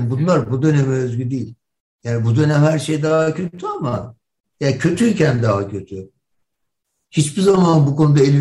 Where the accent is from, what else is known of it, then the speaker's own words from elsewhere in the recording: Turkey; Ben Türkiye'liyim kardeşim. Ben bundan vazgeçmem. Burası benim memleketim. Ve ben buradaki insanlarla beraber yaşamak istiyorum.